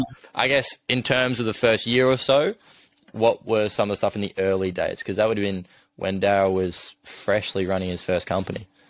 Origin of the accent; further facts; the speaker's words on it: Adelaide, South Australia, Australia; moved away as an adult; now in Sydney, Australia; I'm obviously from Adelaide originally